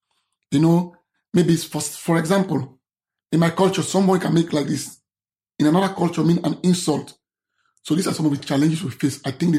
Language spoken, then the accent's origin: English; Sierra Leone; English is a second language; moved away as an adult; I'm an advocate from Sierra Leone, advocate for LGBT and people's disability.